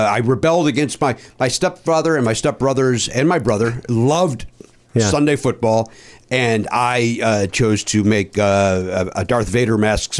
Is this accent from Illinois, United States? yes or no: yes; Oak Forest, Illinois, United States; I grew up in the South Suburbs.